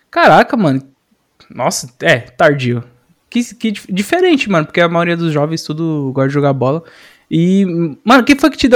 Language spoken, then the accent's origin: Portuguese; Taboão da Serra, São Paulo, Brazil; como eu sou do Taboão, eu chegava em São Caetano e falava, ué, não tô entendendo, mano.